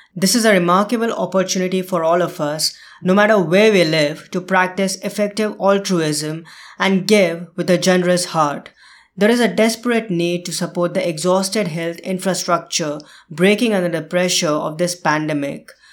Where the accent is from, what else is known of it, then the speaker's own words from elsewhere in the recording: India; moved away; India, my home country